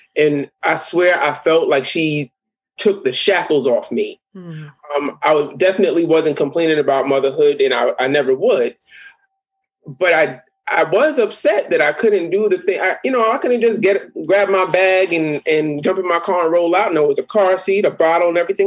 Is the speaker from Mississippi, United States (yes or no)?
no; New York City, New York, United States; I am from the Bronx